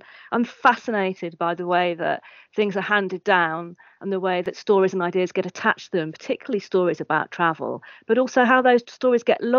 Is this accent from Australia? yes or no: no; England, United Kingdom; I'm English and I'm of mixed heritage. Half my family are Chinese.